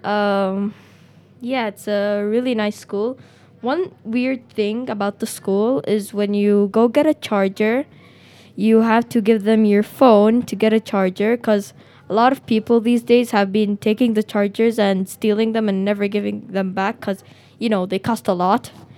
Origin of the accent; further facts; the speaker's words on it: Sanaa, Amanat Al Asimah, Yemen; also born or lived in Washington, D.C.; I'm from Yemen, Sana'a, and I was born in Washington, D.C.